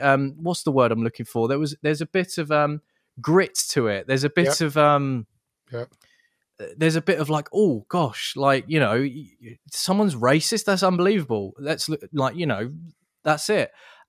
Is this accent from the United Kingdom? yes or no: yes; England, United Kingdom; I'm an Englishman.